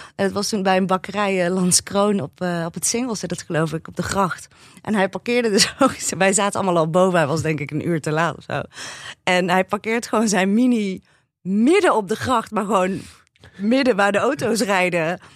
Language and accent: Dutch; North Brabant, Netherlands; ik ben in Brabant opgegroeid